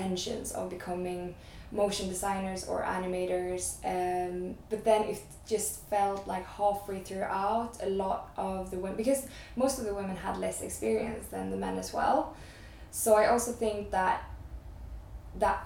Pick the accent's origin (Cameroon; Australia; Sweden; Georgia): Sweden; Stockholm, Stockholm County; I'm originally from Stockholm. I'm Swedish